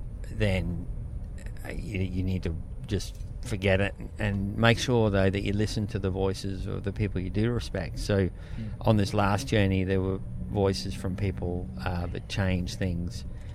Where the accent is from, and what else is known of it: Australia